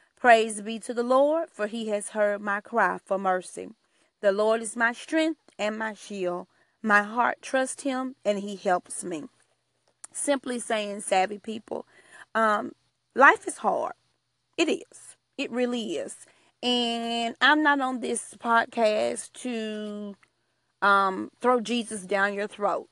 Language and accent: English; Alabama, United States; I am from Alabama. I'm a country girl